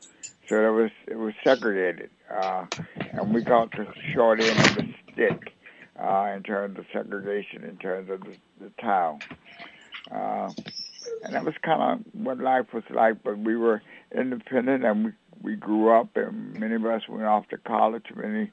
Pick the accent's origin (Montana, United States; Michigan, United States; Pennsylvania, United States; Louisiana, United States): Louisiana, United States; Bogalusa; Well, I think Bogalusa was really kind of a unique place to grow up, kind of different from most southern towns, because Bogalusa was had a factory in it, and so it was not a town that depended on agriculture